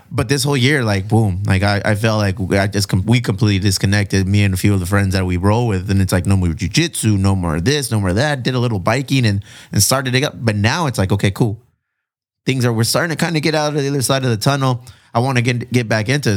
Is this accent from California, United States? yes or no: yes; Chula Vista, California, United States; we're both from Chula Vista